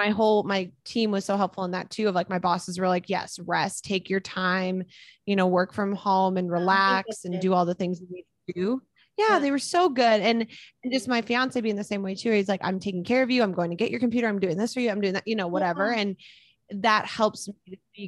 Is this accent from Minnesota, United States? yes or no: yes; Minnesota, United States; now in Utah, United States; My mom lives in Minnesota. I'm from Minnesota. So my whole family's in Minnesota